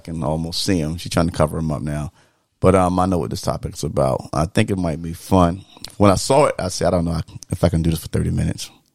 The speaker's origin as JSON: {"language": "English", "region": "the South", "country": "United States", "tie": "born or raised there", "said": "growing up in the South"}